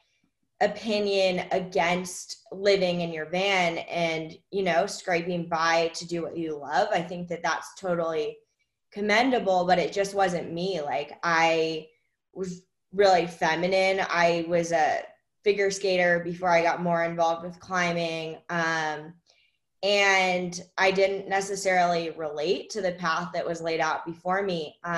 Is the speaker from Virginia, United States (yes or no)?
no; Washington, District of Columbia, United States; I grew up in Washington, D.C.